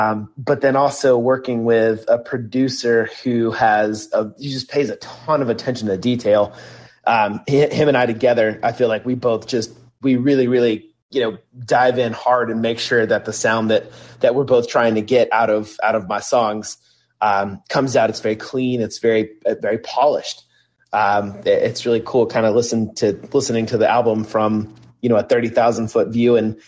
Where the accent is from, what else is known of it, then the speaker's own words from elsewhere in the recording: the South, United States; So I grew up in the South.